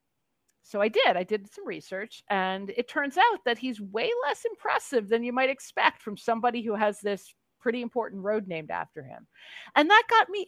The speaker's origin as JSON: {"language": "English", "region": "Pennsylvania", "country": "United States", "moved": "yes", "lives_now": "New York City, United States", "said": "I'm actually originally from a nearby state, Pennsylvania"}